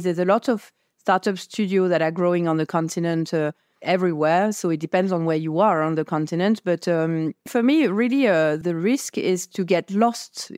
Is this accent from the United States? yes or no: no; France; I come from France